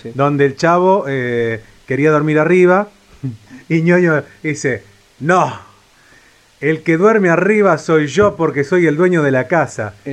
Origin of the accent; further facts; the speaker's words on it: Córdoba, Argentina; moved away; yo vengo de la provincia de Córdoba